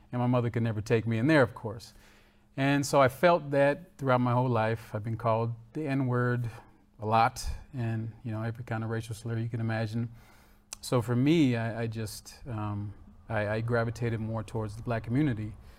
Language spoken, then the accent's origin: English; Florida, United States; I was born in Florida